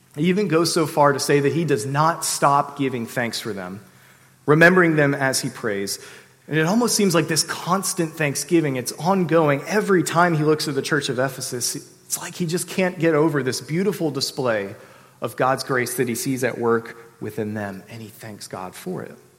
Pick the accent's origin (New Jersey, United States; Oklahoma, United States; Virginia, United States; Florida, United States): Virginia, United States; Sterling; I grew up in the Washington, D.C. suburbs in Sterling, Virginia